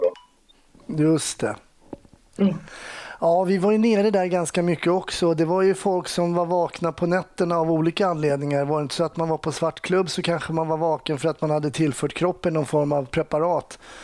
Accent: Stockholm, Stockholm County, Sweden; det är precis där jag är uppvuxen

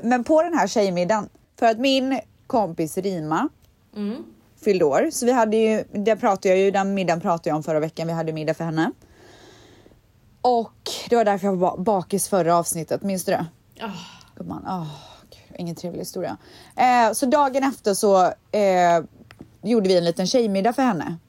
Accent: Sweden; jag är svensk

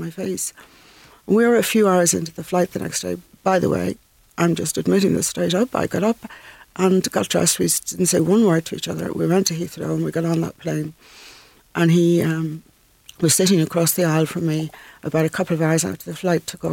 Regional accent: Dublin, Leinster, Ireland; moved away as an adult; also born or lived in Scotland / London; I come from North Dublin

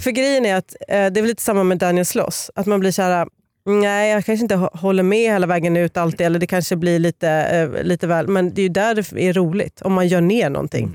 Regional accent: Sweden; Jag är också från Uppland

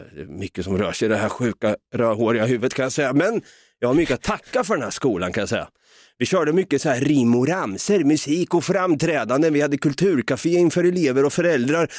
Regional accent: Östergötland, Sweden; vi östgötar är ju experter på att säga och det

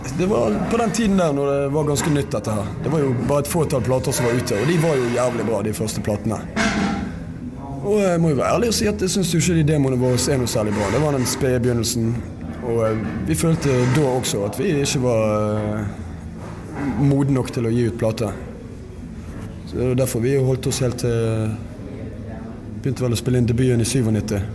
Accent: Norway; Vokste jo opp på bondelandet sjøl

